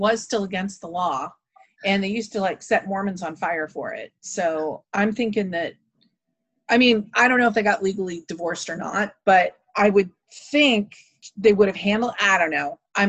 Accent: Indiana, United States; I'm from Indiana

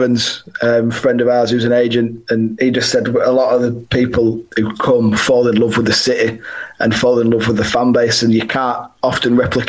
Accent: Leeds, Yorkshire and the Humber, United Kingdom; as a young lad growing up, I've always thought, oh, I'd love to play for Leeds, my hometown club

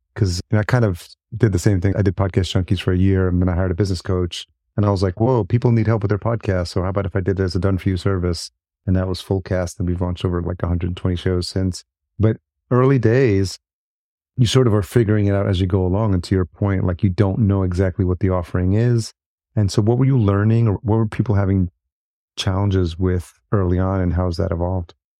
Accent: Yonkers, New York, United States; now in Minneapolis, United States; I'm in Minneapolis now, but I'm a New Yorker, grew up in Yonkers

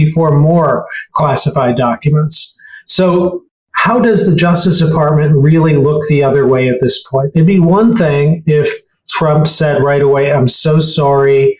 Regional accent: Chicago, Illinois, United States; I grew up in Chicago

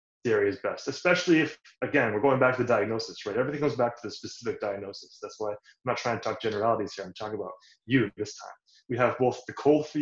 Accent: Toronto, Ontario, Canada; I grew up in Canada, Toronto, born and raised

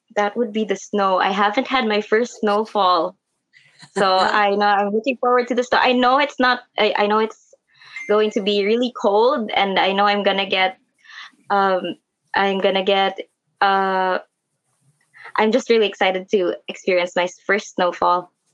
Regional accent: Philippines; I live in the province

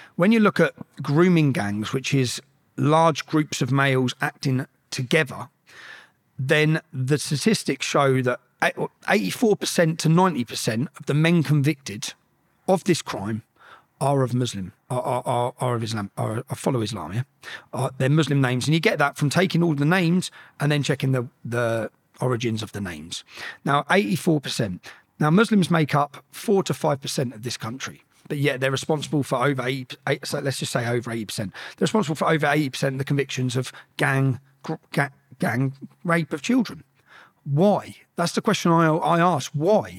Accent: Luton, East of England, United Kingdom; growing up in Luton

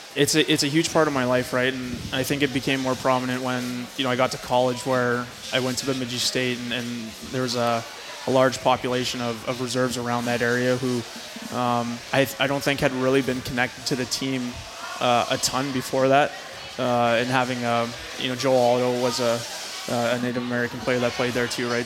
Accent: Brandon, Manitoba, Canada; also born or lived in Sioux Valley Dakota Nation; I grew up in Brandon for, for my entire life

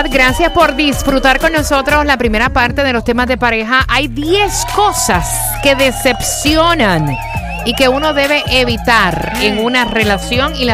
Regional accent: Puerto Rico; Porque él es, cubano y yo soy boricua.

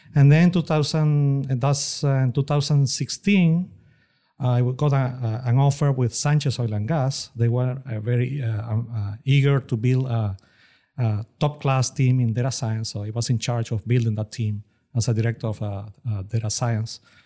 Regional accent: Venezuela; moved away as an adult; also born or lived in Austin, Texas; now in Houston, United States; career in Venezuela. That's my home country.

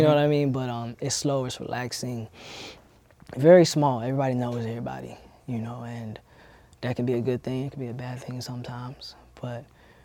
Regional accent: Albany, Georgia, United States; also born or lived in Sylvester, Georgia; I was born in Sylvester, Georgia, and I was raised in Albany, Georgia

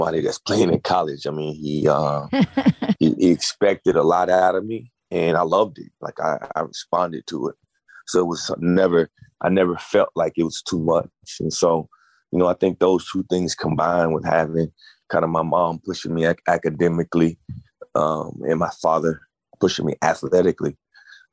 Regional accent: Grapevine, Texas, United States; Born and raised in Grapevine, Texas

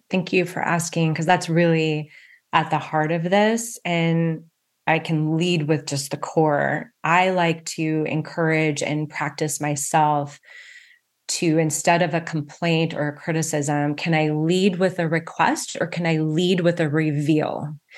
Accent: West Coast, United States; I grew up on the West Coast

